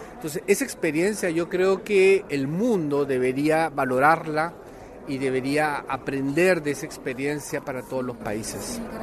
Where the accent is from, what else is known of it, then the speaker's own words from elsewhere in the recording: Peru; en mi país